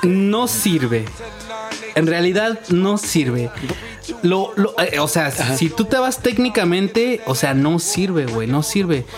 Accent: Mexico; somos mexicanos, cabrón, y sabemos que aquí en México

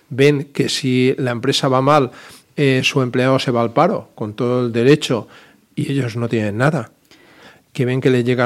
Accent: Balearic Islands, Spain; Mi estimada calle Sindicato, que soy mallorquín

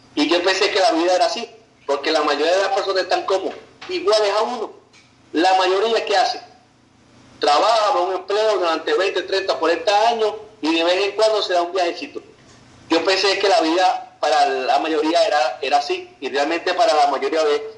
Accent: Valencia, Carabobo, Venezuela; yo era taxista en la ciudad donde yo nací, en Valencia, Venezuela

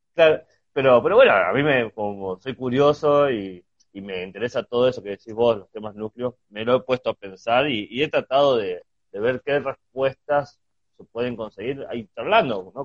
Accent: Chubut, Argentina; moved away; Yo que nací en Chubut, en el sur del país

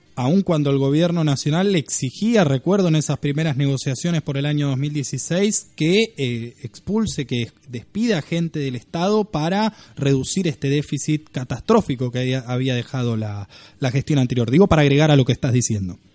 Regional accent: Buenos Aires Province, Argentina; los que somos bonaerenses

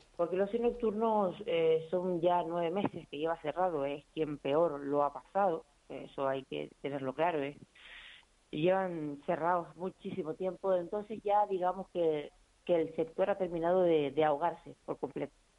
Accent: Canary Islands, Spain; como canarios

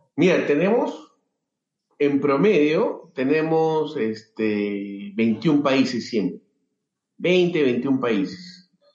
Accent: Lima, Peru; soy de Perú, nací en Lima

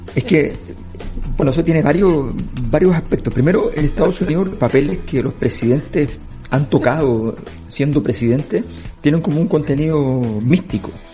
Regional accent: Chile; los chilenos decíamos

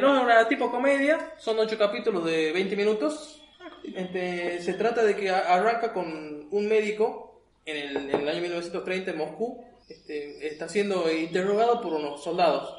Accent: Argentina; así somos argentinos

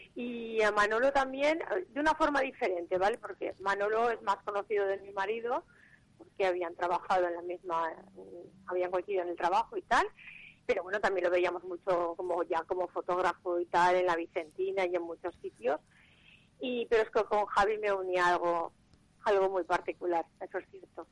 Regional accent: Valencia, Valencian Community, Spain; me considero una mujer valenciana a la que le gustan todas las fiestas que hacen en la ciudad

